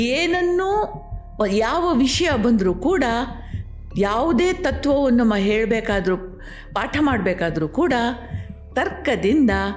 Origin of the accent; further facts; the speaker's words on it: India; ನಾವು ಭಾರತೀಯರು